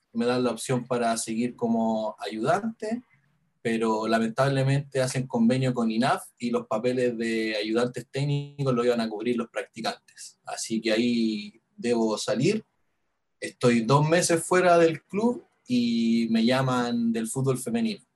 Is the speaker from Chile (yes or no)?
yes; Chile; el barrio donde, donde viví yo en mi infancia, en la Vía España